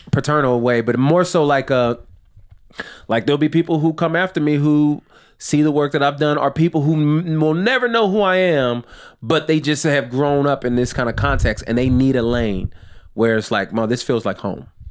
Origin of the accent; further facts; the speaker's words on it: outside Los Angeles, California, United States; I grew up in California, well, outside Los Angeles